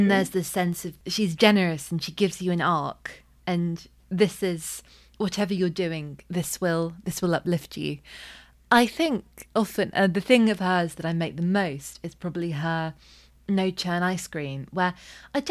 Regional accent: United Kingdom; I am a British person

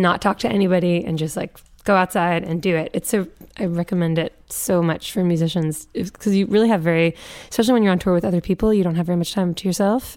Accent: Newton, Massachusetts, United States; we grew up in Newton, Massachusetts

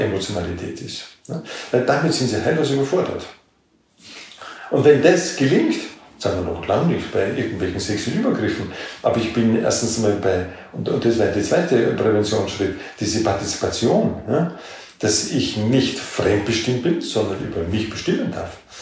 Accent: Austria; wir sind da in dieser Bundesarbeitsgemeinschaft integriert, so als Exoten, als Österreicher

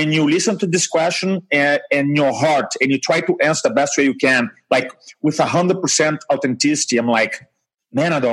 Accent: Brazil; first language Portuguese; English is a second language; moved away as an adult; also born or lived in England / New Jersey; now in United States; I grew up in Brazil

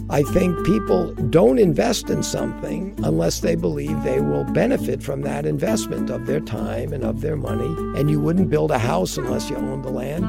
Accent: Long Island, New York, United States; I grew up down on Long Island.

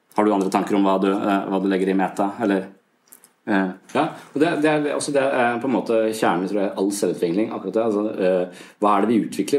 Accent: Eastern Norway, Norway; now in Southern Norway, Norway; jeg er fra Østlandet

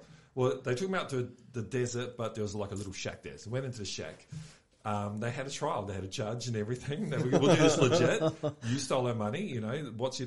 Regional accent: Auckland, New Zealand; now in Australia; I grew up in South Auckland, so we all had to pretend to be staunch to survive.

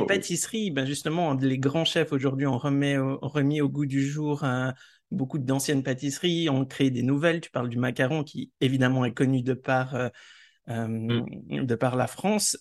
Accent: Switzerland; chez nous en Suisse

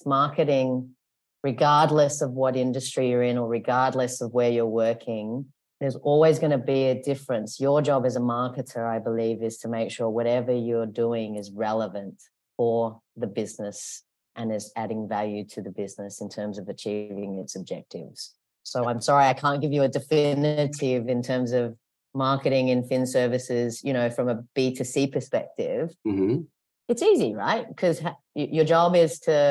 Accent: Australia; moved away as an adult; now in Hong Kong

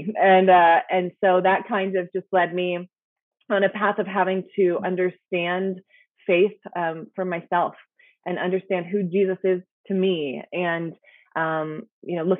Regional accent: Lancaster, Pennsylvania, United States; moved away as an adult; also born or lived in Philadelphia, Pennsylvania; now in Indianapolis, United States; I grew up in Lancaster, Pennsylvania

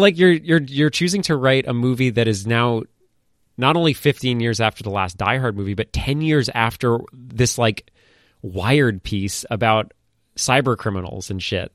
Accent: Maine, United States; I'm from Maine.

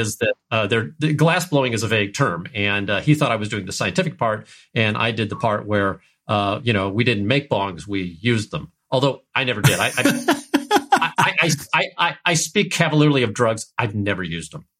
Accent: St. Louis, Missouri, United States; I grew up in Saint Louis, Missouri

